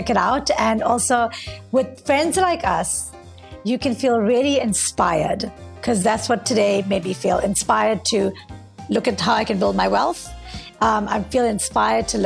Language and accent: English; South Africa; moved away as an adult; also born or lived in Mumbai, India; now in New York, United States; I grew up in South Africa. I went to a very white school. I was the only Indian in my white school.